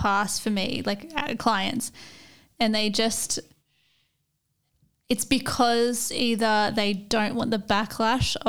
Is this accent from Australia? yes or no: yes; Australia; we're Australian